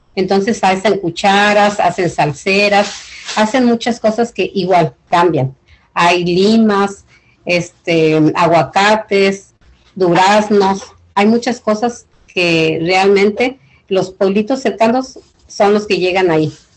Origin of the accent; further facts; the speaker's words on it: Ixtapan de la Sal, State of Mexico, Mexico; also born or lived in South Los Angeles; now in Los Angeles, United States; yo crecí en Ixtapel de la Sal, es en el Estado de México